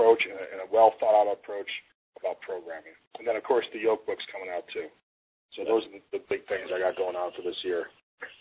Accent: Illinois, United States; moved away; also born or lived in Arizona; my parents and I grew up in Illinois

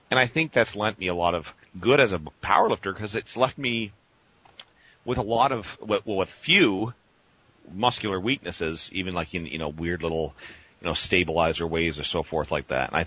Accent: Rochester, New York, United States; moved away as an adult; also born or lived in California; Uh, upstate New York, Rochester.

